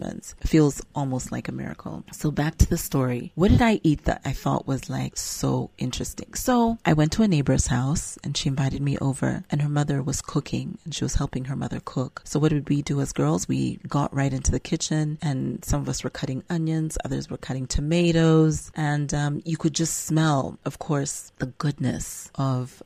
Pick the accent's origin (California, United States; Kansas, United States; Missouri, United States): California, United States; accent: American; moved away as an adult; now in Uganda; I grew up in California